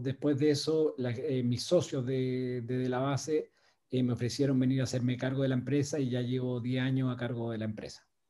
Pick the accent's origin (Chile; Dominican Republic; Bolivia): Chile; moved away as an adult; also born or lived in Venezuela / Brazil; viví en Venezuela trabajando por la empresa y en Brasil. Y cuando llegó el momento de volver a Chile